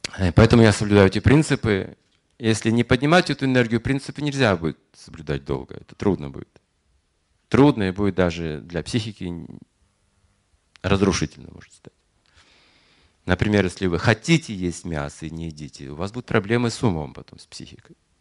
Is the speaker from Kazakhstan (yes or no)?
yes; Yuryevka, Kazakhstan; moved away; я же родился в Юрьевке, Мать родилась тоже в Казахстан